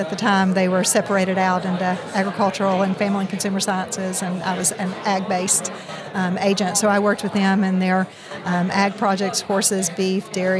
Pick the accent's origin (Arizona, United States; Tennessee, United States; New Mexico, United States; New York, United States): Tennessee, United States; Bledsoe County; I grew up in Bledsoe County in southeast Tennessee.